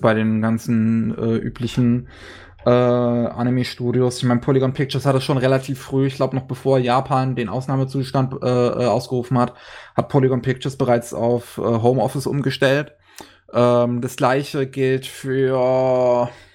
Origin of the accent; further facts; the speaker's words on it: Germany; bei uns in Deutschland